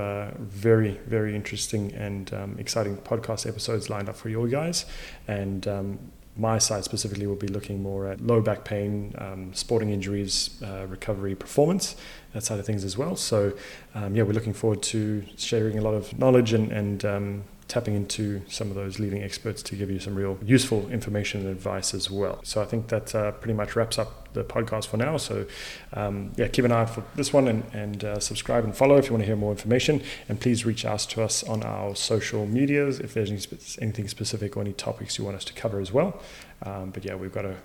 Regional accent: Zimbabwe; also born or lived in South Africa; now in Perth, Australia; I was born in Zimbabwe and raised in Zim as well as in South Africa before coming over to Australia

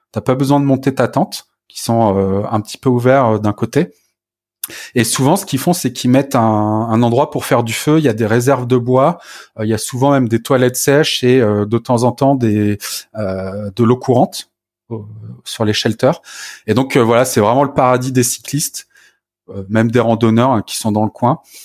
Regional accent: France; chez nous en France

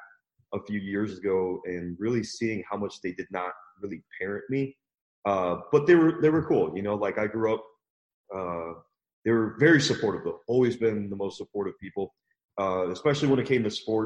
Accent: St. Louis, Missouri, United States; I grew up in St. Louis, Missouri

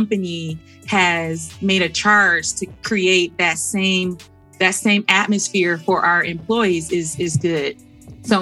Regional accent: Detroit, Michigan, United States; growing up in Detroit

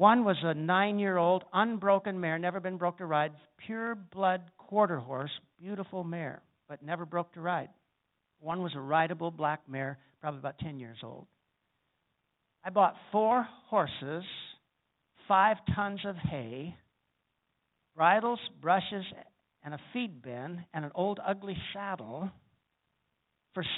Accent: South Dakota, United States; I'm a cowboy from South Dakota, I grew up riding horses

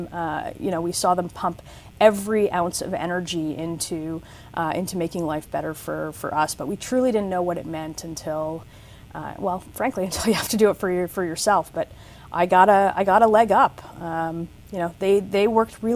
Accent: Toronto, Ontario, Canada; I grew up in Toronto

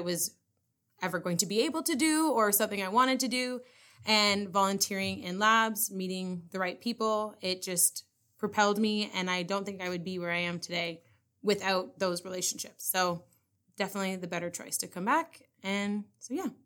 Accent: North Bay, Ontario, Canada; I am from North Bay

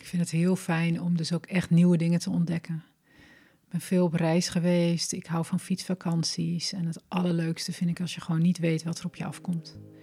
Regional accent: Glanerbrug, Overijssel, Netherlands; moved away as an adult; also born or lived in Enschede / Wageningen; Ik ben geboren in eh, Twente, in eh, Enschede, opgegroeid in Glanenbrug

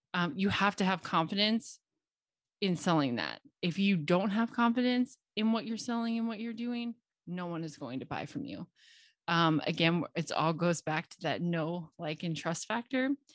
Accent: Cincinnati, Ohio, United States; moved away as an adult; now in Knoxville, United States; I grew up in Cincinnati, Ohio, where I lived until I was twenty-three.

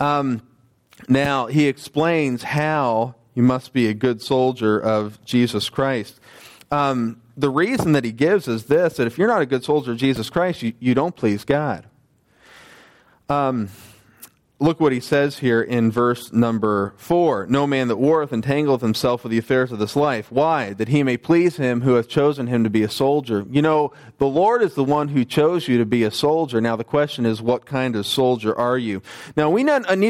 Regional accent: United States; moved away; I was a teenager in the U.S.

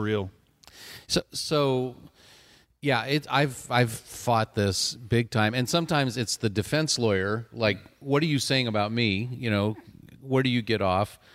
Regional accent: Southern California, United States; born or raised there

